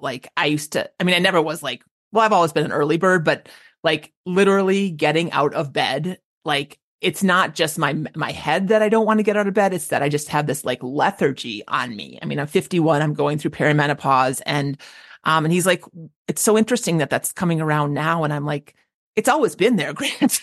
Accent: Minneapolis, Minnesota, United States; moved away; I grew up in the Twin Cities.

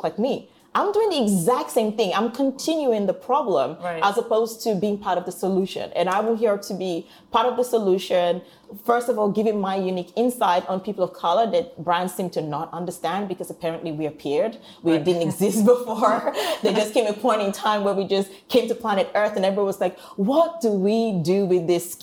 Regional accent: Warri, Delta, Nigeria; moved away; I'm not even a girl from the posh part of Nigeria. People know about Lagos. I'm from Warri

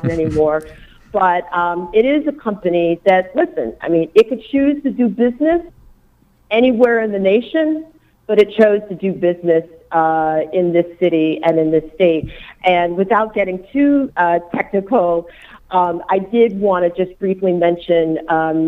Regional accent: Buffalo, New York, United States; my hometown of Buffalo

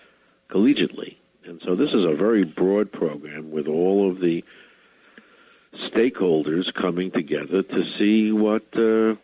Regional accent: United States; Speaking as an American

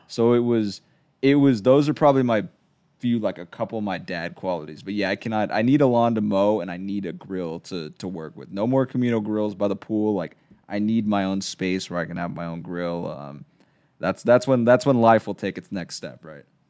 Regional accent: San Diego, California, United States; I grew up in San Diego

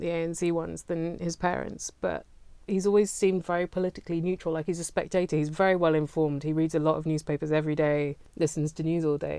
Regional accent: South East England, United Kingdom; I'm from Southeast England

